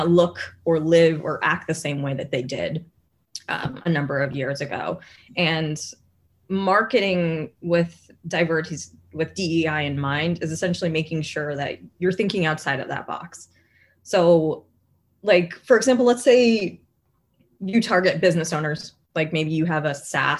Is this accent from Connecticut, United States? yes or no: yes; Connecticut, United States; growing up in Connecticut, representation and having a community from my same background is not something I really had